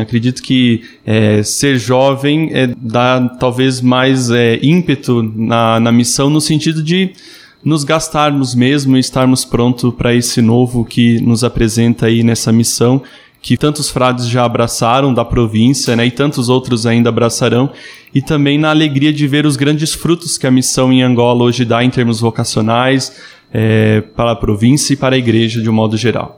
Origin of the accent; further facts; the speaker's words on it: Amparo, São Paulo, Brazil; eu sou natural da cidade de Amparo, interior de São Paulo